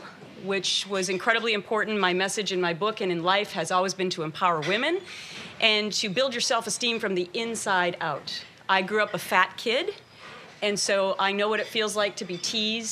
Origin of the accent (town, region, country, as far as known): Minnesota, United States; born or raised there; moved away